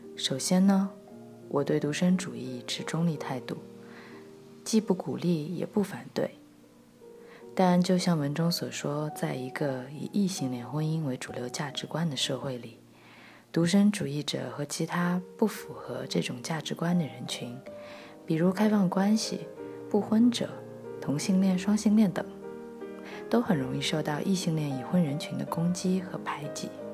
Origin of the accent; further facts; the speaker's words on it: China; 我们是中国人